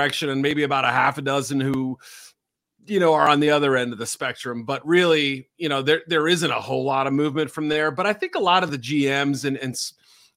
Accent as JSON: {"language": "English", "region": "New England", "country": "United States", "tie": "born or raised there", "said": "I grew up in New England, I should say, and not too far from UNH"}